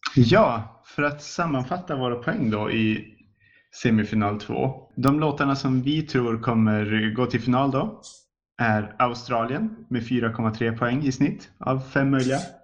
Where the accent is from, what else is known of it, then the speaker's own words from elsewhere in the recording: Sweden; som svensk